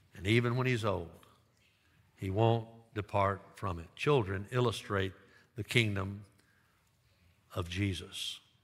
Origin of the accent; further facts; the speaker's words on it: Dyersburg, Tennessee, United States; my hometown high school, Dyersburg High School